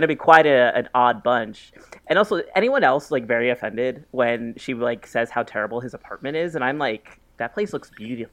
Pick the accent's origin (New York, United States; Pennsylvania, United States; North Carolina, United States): New York, United States; me as a New Yorker who's moving soon